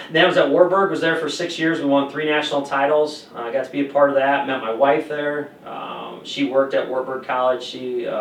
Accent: Osage, Iowa, United States; moved away as an adult; now in La Crosse, United States; being from a small town from Osage, Iowa, 3,500 people

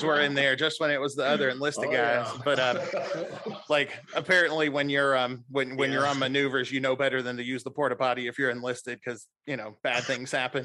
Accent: Clarksville, Tennessee, United States; I grew up in Clarksville

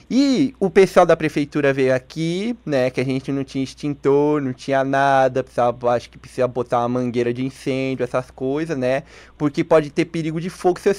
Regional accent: São Paulo, Brazil; now in Curitiba, Brazil; Eu, eu sou de São Paulo, mas agora eu tô aqui em Curitiba.

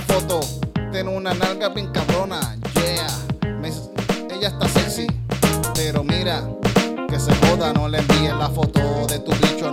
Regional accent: Puerto Rico; me siento menos puertorriqueño

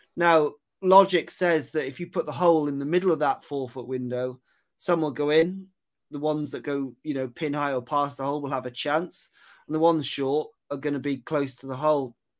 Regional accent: Aberystwyth, Wales, United Kingdom; moved away as an adult; also born or lived in Cheltenham; I'm from Aberystwyth. That's where I grew up, um, over in West Wales.

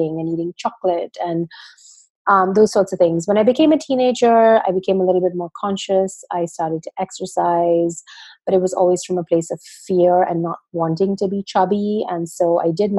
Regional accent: Pune, Maharashtra, India; I grew up in India in a town called Pune.

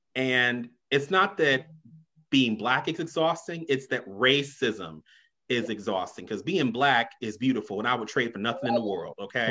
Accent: Chicago, Illinois, United States; I grew up on the South Side, you know, originally from Englewood, grew up in Wrightwood too

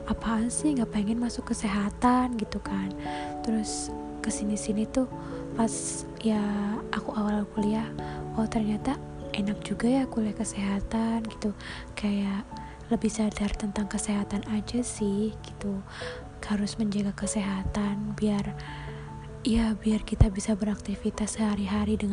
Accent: Purbalingga, Central Java, Indonesia; accent: ngapak; dari Republik ngapak aku sih Purbalingga lebih tepatnya ya kota kecil yang uh, aku sangat merindukannya

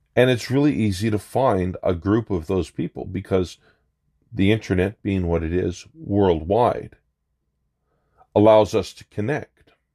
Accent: Canada; as a Canadian

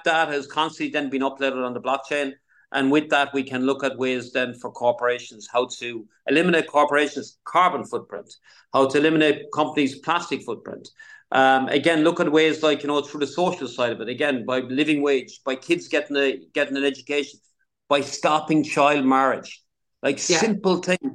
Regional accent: Ireland; I remember growing up in Ireland

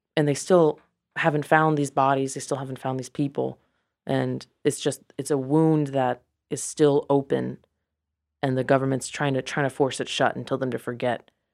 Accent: Mount Pleasant, South Carolina, United States; also born or lived in Charleston, South Carolina / Santiago, Chile; I am from Mount Pleasant

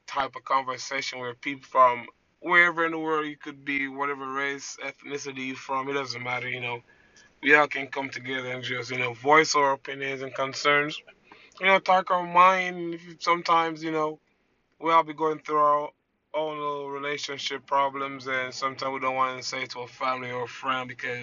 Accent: Woodland, California, United States; also born or lived in Jamaica; From Woodland, California, 23 years of age.

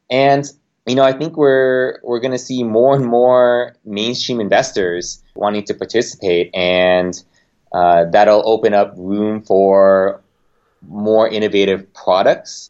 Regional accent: Los Angeles, California, United States; moved away as an adult; now in Bay Area, United States; I grew up in Los Angeles.

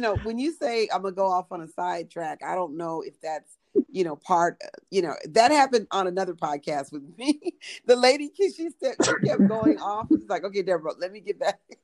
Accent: Pomona, California, United States; I grew up in Pomona, California, 30 miles east of Los Angeles

